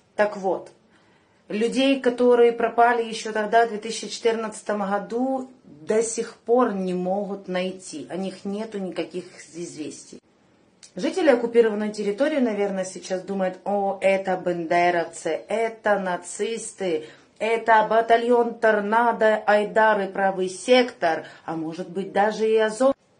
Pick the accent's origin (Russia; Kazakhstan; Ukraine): Ukraine; Krasnodon, Luhansk Oblast; Я луганчанка, коренной житель города Краснодон